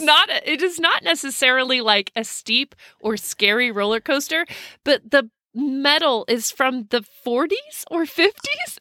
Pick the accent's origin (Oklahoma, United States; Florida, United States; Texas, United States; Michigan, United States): Texas, United States; I'm from Texas